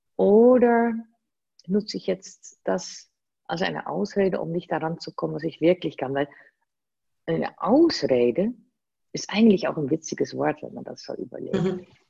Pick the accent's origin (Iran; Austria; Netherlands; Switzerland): Netherlands; German is a second language; moved away as an adult; now in Germany; ich bin gebürtige Holländerin, man hört das kaum